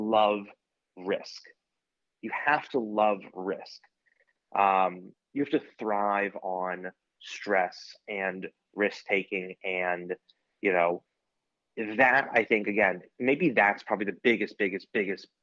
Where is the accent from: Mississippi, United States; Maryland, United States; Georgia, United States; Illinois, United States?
Maryland, United States; I'm from Maryland